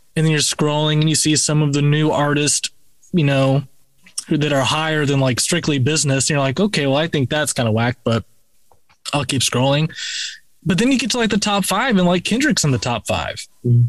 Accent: Florida, United States; Rob and I were both from Florida, you know, so we were, you know, born and raised in the South

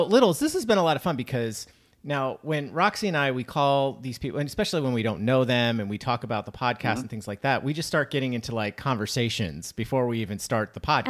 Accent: upstate New York, United States; now in New York City, United States; I grew up in upstate New York.

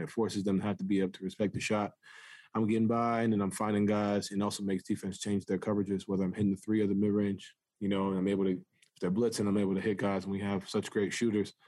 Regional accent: New York City, New York, United States; moved away; I grew up playing basketball in New York City

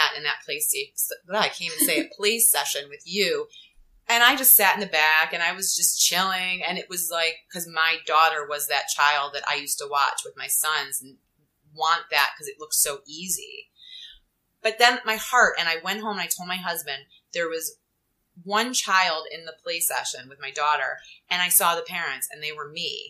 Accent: Cleveland, Ohio, United States; moved away as an adult; also born or lived in Cincinnati, Ohio; now in New York City, United States; I'm originally from Cleveland, Ohio. Went to college, University of Cincinnati in Ohio. I'm like a Midwest girl, moved to New York City.

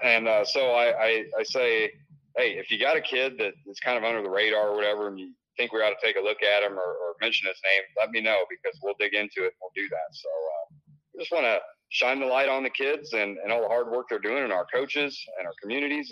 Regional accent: Illinois, United States; now in Iowa, United States; I grew up in Illinois, and and uh, it was more of a basketball state, but where I came from in the cornfields

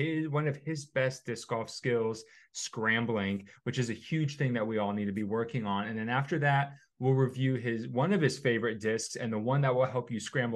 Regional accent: New Jersey, United States; moved away; I'm from New Jersey

